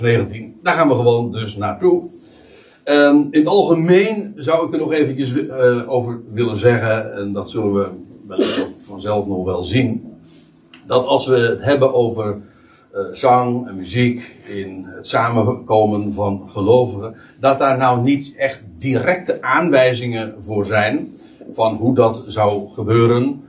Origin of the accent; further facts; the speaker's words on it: Netherlands; voor ons als als, als Nederlanders